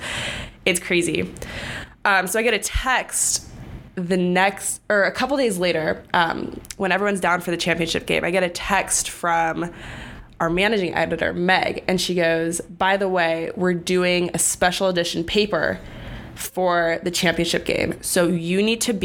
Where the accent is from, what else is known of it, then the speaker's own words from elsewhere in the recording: Bay Area, California, United States; I'm from the Bay Area. So Santa Clara is like an hour drive from my house